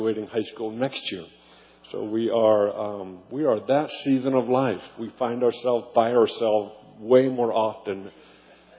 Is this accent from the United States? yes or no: yes; Weaverville, California, United States; moved away; I'm from Trinity County, Weaverville